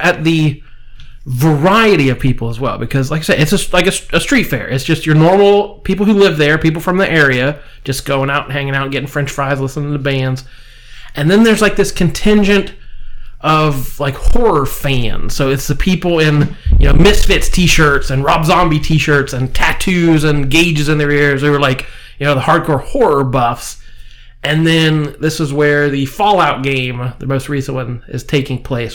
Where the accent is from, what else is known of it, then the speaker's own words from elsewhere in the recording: Marietta, Ohio, United States; we're from Marietta, Ohio. We're used to the sternwheel Festival